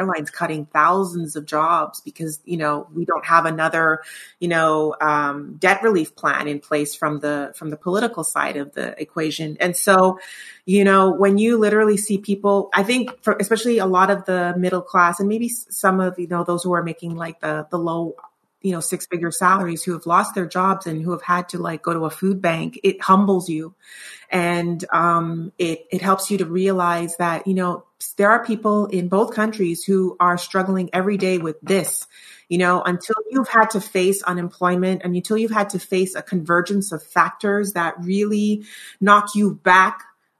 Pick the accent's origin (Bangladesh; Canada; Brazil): Canada; Which is, that boggles my mind as a Canadian.